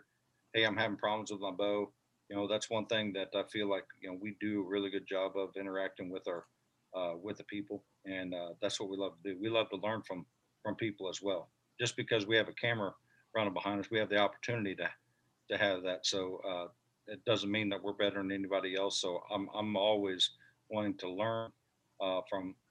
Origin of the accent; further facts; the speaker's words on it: Missouri, United States; my home state here in Missouri